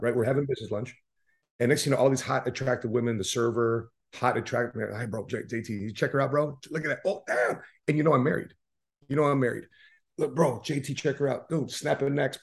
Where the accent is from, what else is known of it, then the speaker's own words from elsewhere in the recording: Chicago, Illinois, United States; we're from Chicago.